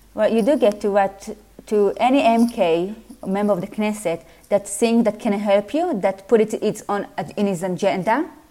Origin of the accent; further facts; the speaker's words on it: Afula, Northern District, Israel; English is a second language; moved away as an adult; also born or lived in Jerusalem, Israel; now in Leeds, United Kingdom; I'm originally from Israel, as you can see from my accent. I'm from Israel, uh, Afula, which is a small city in the north of Israel.